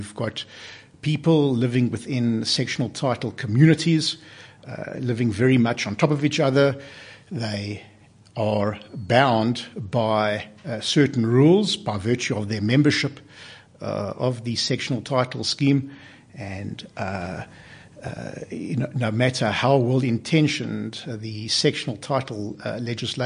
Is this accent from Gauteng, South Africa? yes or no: no; Cape Town, Western Cape, South Africa; moved away; I come from Cape Town, and I practiced law in Cape Town for 13 years